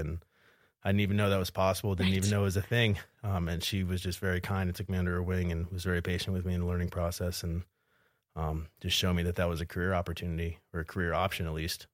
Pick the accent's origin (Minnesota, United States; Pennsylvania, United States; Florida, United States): Pennsylvania, United States; suburbs of Philadelphia; moved away as an adult; also born or lived in New Jersey / Salt Lake City, Utah; now in Bozeman, United States; I'm originally from New Jersey and Pennsylvania. Uh, exit 135, if you're familiar with the area, and then uh, the suburbs of Philadelphia. Kind of grew up there, going to high school